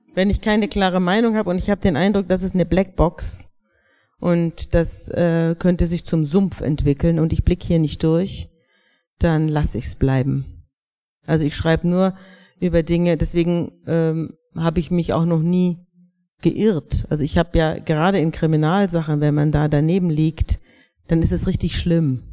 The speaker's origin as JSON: {"language": "German", "region": "Bavaria", "country": "Germany", "said": "Wir sind alle aus Bayern"}